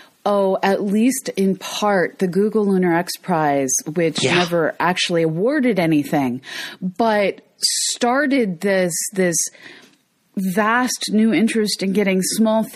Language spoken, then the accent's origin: English; United States